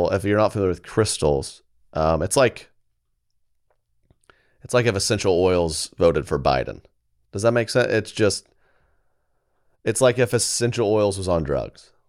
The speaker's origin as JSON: {"language": "English", "region": "Colorado", "country": "United States", "said": "I'm from Colorado."}